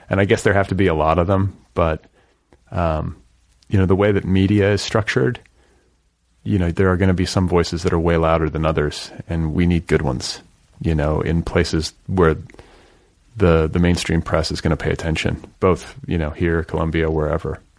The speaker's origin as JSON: {"language": "English", "town": "Milwaukee", "region": "Wisconsin", "country": "United States", "tie": "born or raised there", "said": "I grew up in Milwaukee, so part of my childhood. So those winters are no joke."}